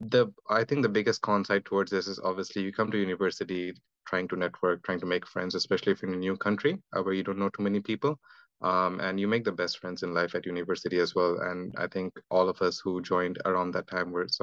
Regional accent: Delhi, India; moved away as an adult; also born or lived in Durgapur, India; now in Australia; I'm from India. My parents settled in Delhi, so that's where I grew up.

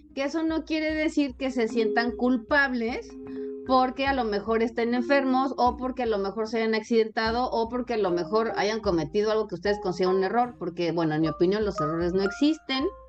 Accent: Mexico; yo soy de México

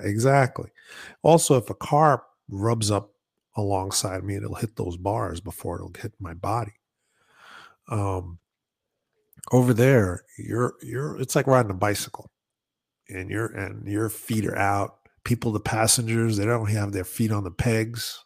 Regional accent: New York, United States; I'm from New York

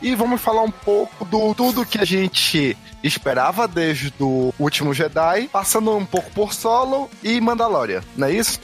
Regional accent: Pará, Brazil; Nós somos paraenses

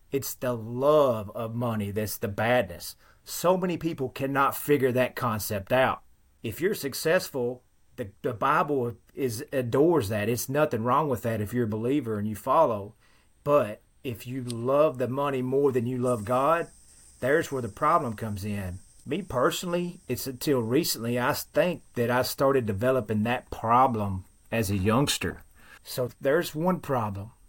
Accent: Western Kentucky, United States; accent: thick Western Kentucky dialect; Very thick accent. I have found that there is a particular dialect that only exists in a very small section of Western Kentucky where I live

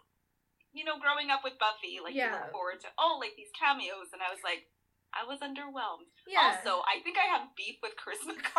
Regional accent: Edmonton, Alberta, Canada; She's like, where are you from? And I was like, Edmonton, Alberta?

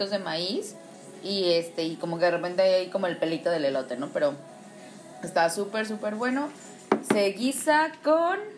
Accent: Mexico City, Mexico; Bueno, porque soy chilanga, para mí es huitlacoche

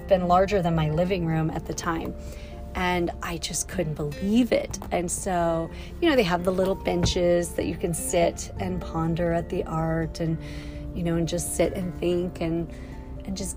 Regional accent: West Yellowstone, Montana, United States; now in Kansas City, United States; Hayden Valley right near my hometown of West Yellowstone

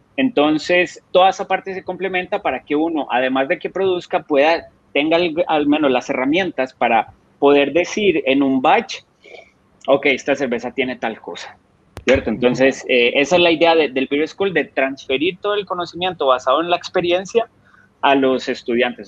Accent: Colombia; now in Costa Rica; salí de Colombia por la situación de que estaba pasando Colombia en ese momento

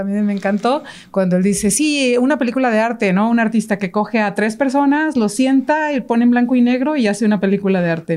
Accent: Mexico; nosotros como mexicanos

